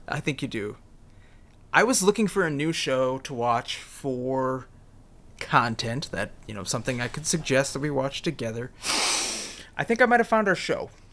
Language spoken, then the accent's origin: English; United States; me as an American